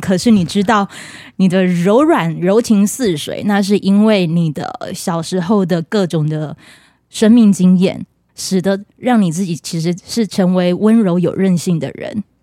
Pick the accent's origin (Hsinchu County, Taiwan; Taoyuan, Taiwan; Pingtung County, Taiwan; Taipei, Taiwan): Pingtung County, Taiwan; 我是屏东人，你去到的各个地方啊。都是我熟悉的